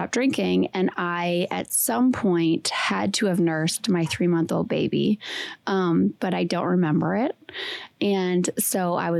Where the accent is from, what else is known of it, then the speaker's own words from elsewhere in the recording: Wisconsin, United States; I'm from Wisconsin. I went to school in Green Bay